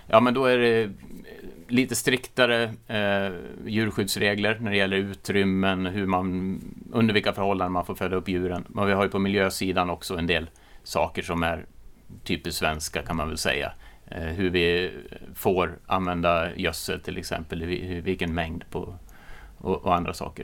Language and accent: Swedish; Orsa, Dalarna County, Sweden; accent: Dalarna dialect; jag är från Dalarna, men sen att man, eller jag kommer från en gård som har gått i släkten i åtminstone sedan 1850